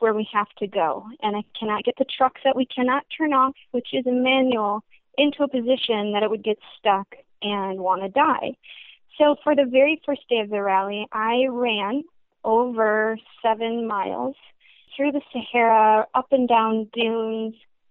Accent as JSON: {"language": "English", "region": "Northern Michigan", "country": "United States", "tie": "born or raised there", "said": "I grew up in Northern Michigan"}